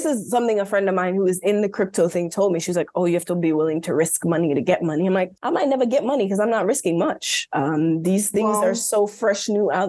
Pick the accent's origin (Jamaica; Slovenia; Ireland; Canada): Jamaica; I'm just really interested, especially as a Jamaican